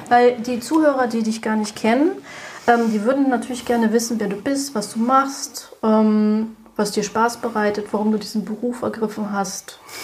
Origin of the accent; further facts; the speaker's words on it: Berlin, Germany; ich bin gebürtige Berlinerin und betreibe auch hier in Berlin seit zehn Jahren